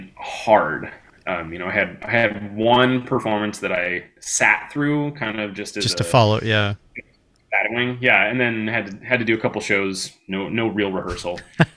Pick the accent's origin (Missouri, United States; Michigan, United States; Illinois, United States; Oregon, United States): Missouri, United States; St. Louis; now in Omaha, United States; I grew up in St. Louis